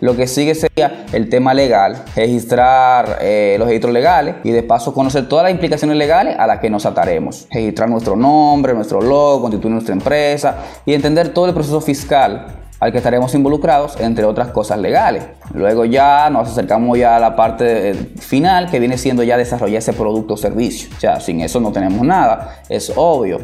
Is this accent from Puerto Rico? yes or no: no; Dominican Republic; soy dominicano hasta tambora.